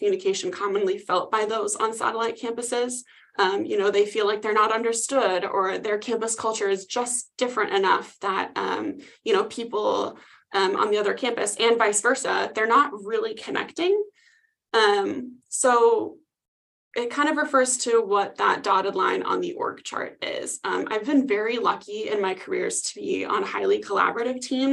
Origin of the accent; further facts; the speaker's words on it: Midwest, United States; accent: Midwest; now in Phoenix, United States; I just got back from visiting the Midwest and I can really tell that my accent is coming back out.